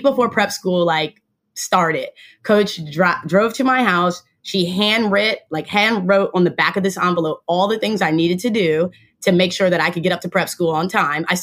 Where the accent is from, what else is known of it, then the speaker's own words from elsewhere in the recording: Silver Spring, Maryland, United States; For me, I say Silver Spring. It's not because I was born in Holy Cross Hospital in Silver Spring. It's because I spent my formative years in Silver Spring